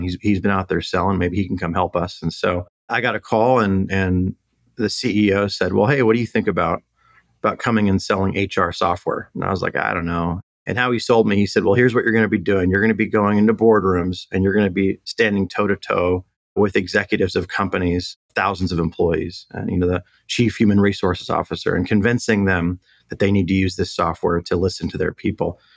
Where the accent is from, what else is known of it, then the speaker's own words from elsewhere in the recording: Temecula, California, United States; also born or lived in Long Beach, California / Orange County, California; born and raised in uh, SoCal. So originally born in Long Beach, and then moved out to the Temecula area when I was a kid. So my parents raised me out here